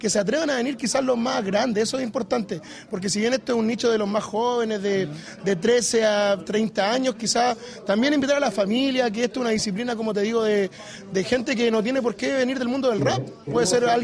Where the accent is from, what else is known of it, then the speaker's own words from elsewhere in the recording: Constitución, Maule, Chile; Yo soy nacido y criado acá en Constitución, ¿ah? Sí, soy de acá, eh, soy periodista de profesión